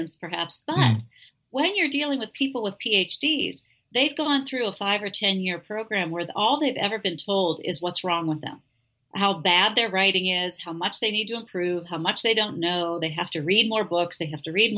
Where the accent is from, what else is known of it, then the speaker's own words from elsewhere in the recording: Pittsburgh, Pennsylvania, United States; also born or lived in Illinois; now in Oregon, United States; I'm from Pittsburgh originally, so I'm not a West Coaster.